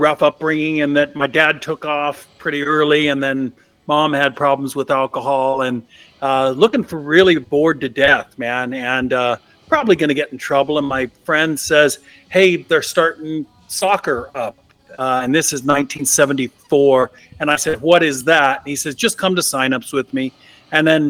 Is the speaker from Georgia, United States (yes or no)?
no; East Bay, just outside of Oakland, California, United States; I am from the San Francisco Bay Area, which can extend pretty big. Born and raised in the East Bay, just outside of Oakland.